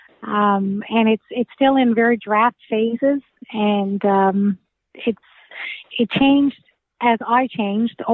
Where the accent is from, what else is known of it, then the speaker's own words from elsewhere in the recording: Newfoundland and Labrador, Canada; I'm from Newfoundland